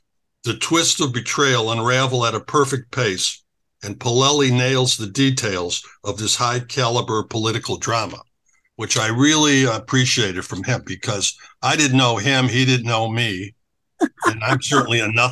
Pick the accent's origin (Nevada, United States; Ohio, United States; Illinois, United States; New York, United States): Illinois, United States; Chicago; moved away as an adult; now in Sarasota, United States; I grew up in Chicago.